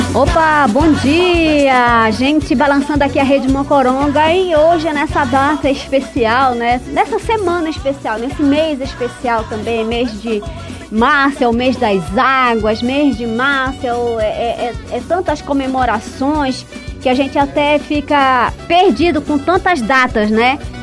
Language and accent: Portuguese; Altamira, Pará, Brazil; now in Santarém, Brazil; Eu, eu vivo, nasci em Santarém, aliás, nasci em Altamira, vivi em Santarém